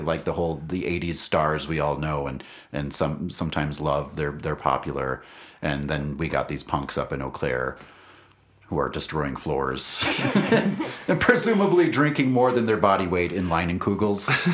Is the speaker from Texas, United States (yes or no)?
no; Wisconsin, United States; now in Albuquerque, United States; We're all also former Wisconsinites